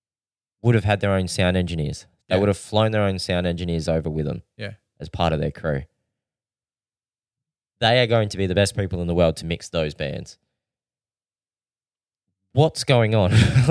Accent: Adelaide, South Australia, Australia; And I said, well, we're from Adelaide.

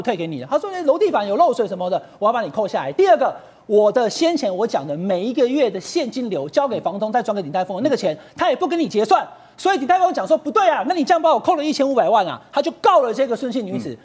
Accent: Taichung, Taiwan; 台中，我的故乡

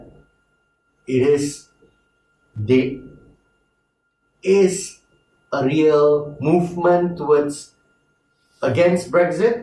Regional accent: Sabah, Malaysia; as a Sabahan, as a Malaysian.

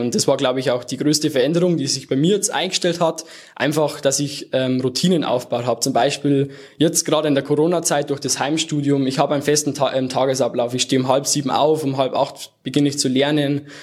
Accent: near Erding, Bavaria, Germany; now in Munich, Germany; komme aus der Nähe von Erding

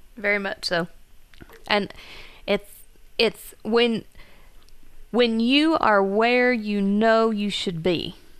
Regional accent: Gilbert, United States; moved away as an adult; now in Logan; it's my hometown

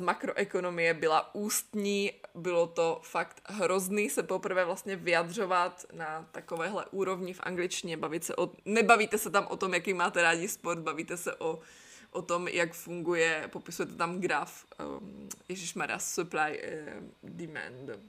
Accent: Brno, South Moravian Region, Czechia; first language Czech; moved away as an adult; also born or lived in Znojmo / Miroslav; now in Nantes, France; pocházím z Brna, narodila jsem se ale ve Znojmě. Prvních pět let mýho života jsme žili v takovém malinkém městečku na Jižní Moravě

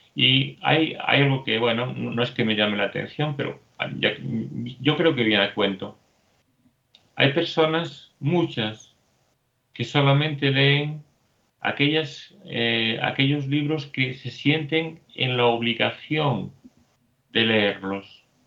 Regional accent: Spain; Soy español

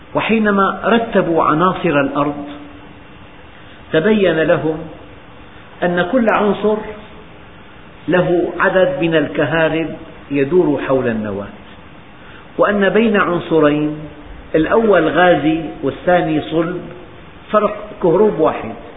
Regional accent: Syria; بلدنا سوريا

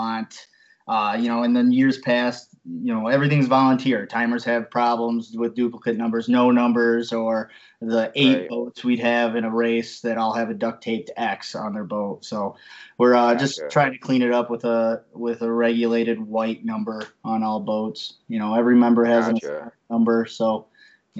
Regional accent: Roscommon, Michigan, United States; I grew up in Roscommon, just south of Grayling

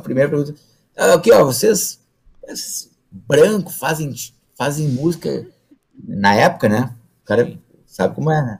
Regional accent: the South, southern Brazil, Brazil; moro no Brasil, sou lá do Sul

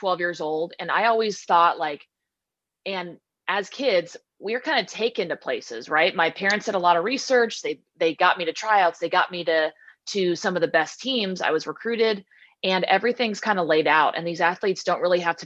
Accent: Southern California, United States; also born or lived in Washington; growing up in Southern California

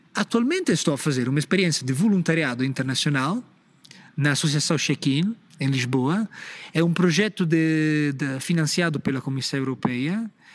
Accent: Empoli, Tuscany, Italy; accent: Italian; Portuguese is a second language; moved away as an adult; now in Portugal; eu sou italiano

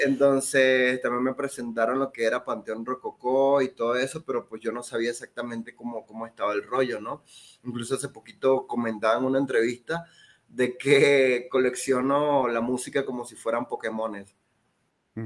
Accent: Venezuela; now in Mexico; acá no soy mexicano y allá no soy venezolano

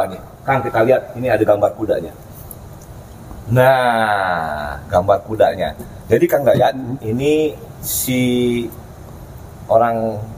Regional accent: Bogor, West Java, Indonesia; karena saya lahir di Bogor kan lihat saya dulu naik naik angkot eh, apa naik angkutan tuh angkutannya kuda delman

